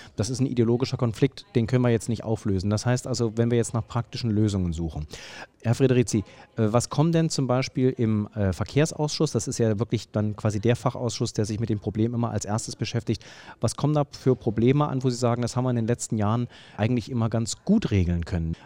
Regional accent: the East, East Germany, Germany; now in Berlin, Germany; Ich komme äh, aus dem Osten. Ähm, ich bin mit der Straßenbahn äh, groß geworden

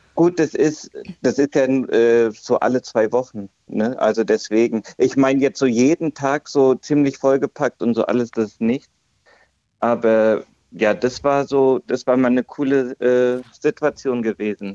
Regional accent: Hesse, Germany; bei uns in Hessen

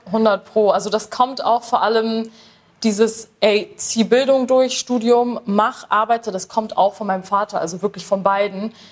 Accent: Bremen, Germany; ich komme aus Bremen

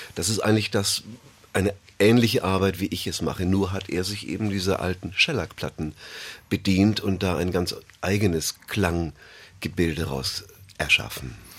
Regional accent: Bamberg, Bavaria, Germany; ich bin in Bayern aufgewachsen, in Bamberg

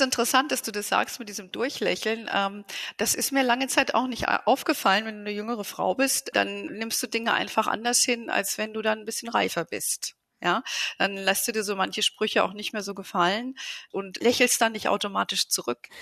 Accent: Germany; bei uns in Deutschland

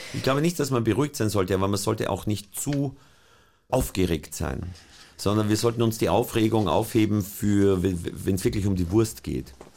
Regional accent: Austria; als Österreicher

